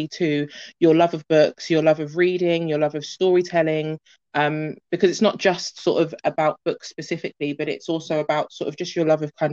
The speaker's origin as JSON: {"language": "English", "region": "London", "country": "United Kingdom", "tie": "born or raised there", "also_born_or_lived": "Birmingham / Florida", "said": "I grew up in West London."}